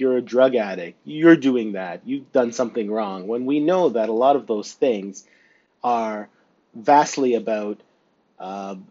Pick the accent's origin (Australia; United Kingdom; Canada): Canada; near Stratford, Ontario; now in Northumberland County, Canada; close to my hometown, especially in Stratford, for example, and then close to where I live now in Northumberland County